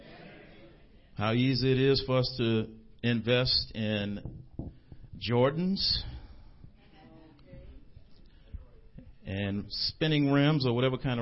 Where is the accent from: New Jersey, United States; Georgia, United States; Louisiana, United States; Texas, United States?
Louisiana, United States; New Orleans; I'm from an area called Carrollton. When I was growing up, we called it Nigger Town.